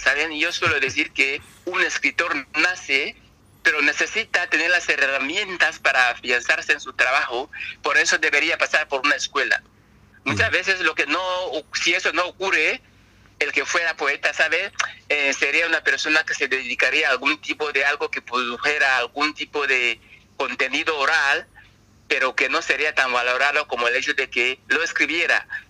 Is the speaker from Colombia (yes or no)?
no; Equatorial Guinea; soy una persona africana que habiendo nacido en África, debería estar hablando en, cualquier lengua africana, pero ahora mismo estoy hablando en castellano